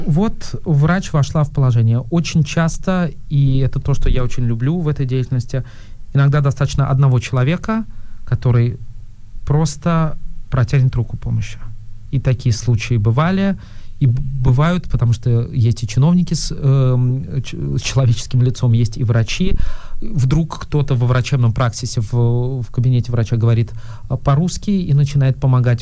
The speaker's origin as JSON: {"language": "Russian", "region": "Moscow", "country": "Russia", "said": "я из Москвы"}